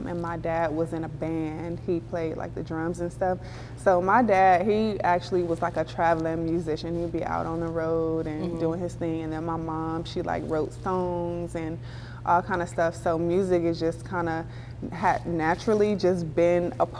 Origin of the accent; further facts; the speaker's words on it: Compton, California, United States; growing up in Compton